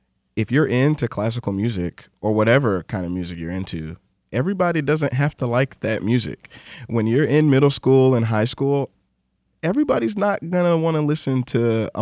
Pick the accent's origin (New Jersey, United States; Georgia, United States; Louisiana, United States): Georgia, United States; Atlanta; Growing up in Atlanta, during my early childhood, there's obviously a huge black community there.